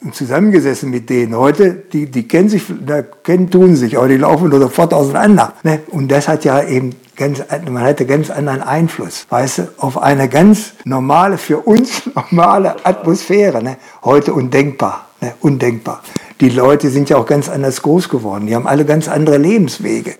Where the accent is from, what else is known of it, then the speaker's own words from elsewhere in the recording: Holtensen, Lower Saxony, Germany; ich fühle mich hier sehr wohl in Holtensen, wo ich aufgewachsen bin